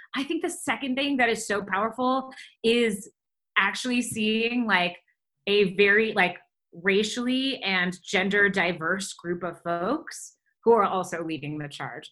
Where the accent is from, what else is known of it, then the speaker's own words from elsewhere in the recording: Detroit, Michigan, United States; moved away as an adult; also born or lived in Ann Arbor, Michigan / Chicago / Los Angeles; now in Denver, United States; I grew up outside Detroit